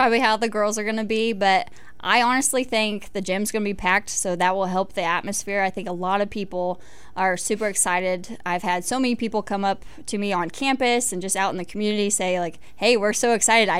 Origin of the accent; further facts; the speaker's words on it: Mountain Grove, Missouri, United States; Mountain Grove, Missouri. It's about an hour from Springfield, Missouri.